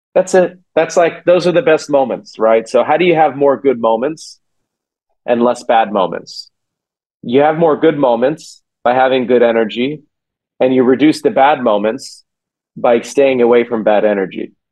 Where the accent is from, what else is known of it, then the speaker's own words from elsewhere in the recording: Silicon Valley, California, United States; I grew up in Silicon Valley